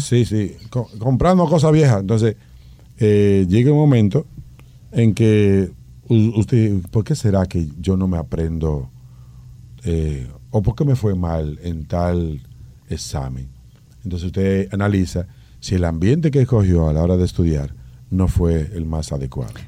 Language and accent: Spanish; Dominican Republic; nosotros como dominicanos